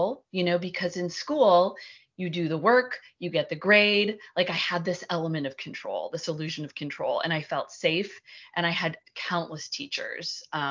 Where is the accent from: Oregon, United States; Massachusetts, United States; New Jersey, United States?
Oregon, United States; Portland; I grew up in Portland, Oregon, and family of four